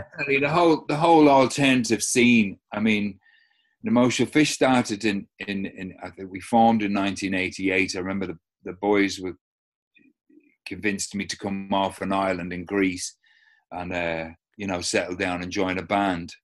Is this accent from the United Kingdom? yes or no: yes; London, United Kingdom; now in Ireland; I was, grew up an immigrant in South London, so never really belonged, you know, I knew, you know, I was an Irish kid.